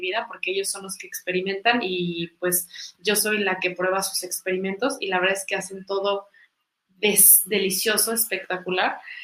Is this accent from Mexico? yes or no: yes; Mexico; todas estas raíces que, nos eh, caracterizan como mexicanos